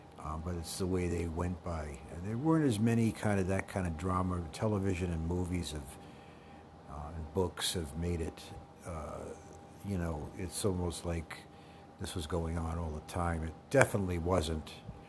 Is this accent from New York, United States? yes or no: yes; South Fork, New York, United States; in South Fork, the town that I live and have been from. I was born in New York City.